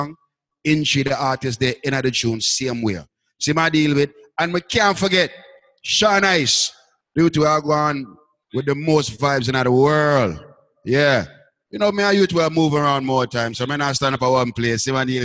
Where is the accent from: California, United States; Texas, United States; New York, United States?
New York, United States; now in Washington, D.C., United States; I'm born and raised in New York, but live and represent Washington